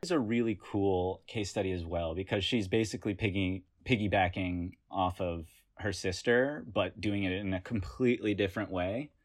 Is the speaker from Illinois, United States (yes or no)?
no; Hickory, North Carolina, United States; moved away as an adult; now in New York, United States; I'm from Hickory, North Carolina. I moved to New York, I guess, when I came to college, and I've lived in New York ever since.